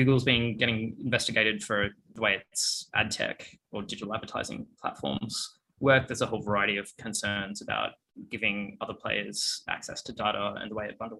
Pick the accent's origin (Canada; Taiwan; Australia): Australia; moved away as an adult; also born or lived in Melbourne / United States; now in London, United Kingdom; As you can probably hear from my voice, I'm Australian